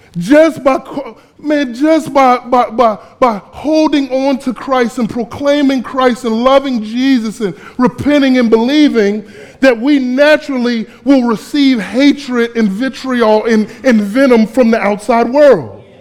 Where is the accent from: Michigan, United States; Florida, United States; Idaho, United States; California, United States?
Florida, United States; moved away as an adult; also born or lived in Fort Myers, Florida; now in Camden, United States; I grew up in Florida